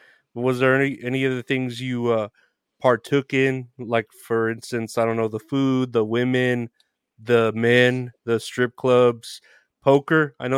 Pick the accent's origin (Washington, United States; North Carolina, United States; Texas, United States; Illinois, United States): Texas, United States; San Antonio; I'm from San Antonio.